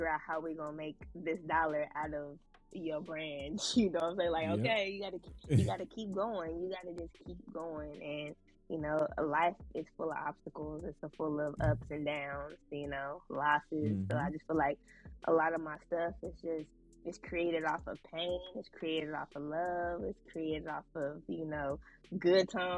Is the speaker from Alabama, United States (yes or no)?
no; Central Valley, California, United States; moved away as an adult; also born or lived in San Francisco Bay Area; now in Los Angeles, United States; the Central Valley raised me, you know, I was born in the Bay, but since, you know, the Valley raised me